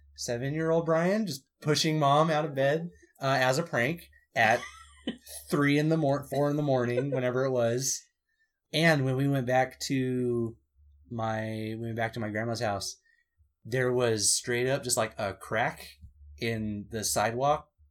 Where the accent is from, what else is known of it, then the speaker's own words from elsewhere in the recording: California, United States; We're all from California